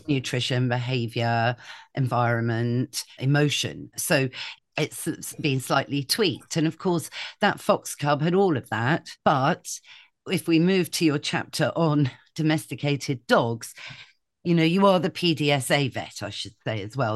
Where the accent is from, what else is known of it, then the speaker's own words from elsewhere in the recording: Shropshire, West Midlands, United Kingdom; moved away; I grew up in Shropshire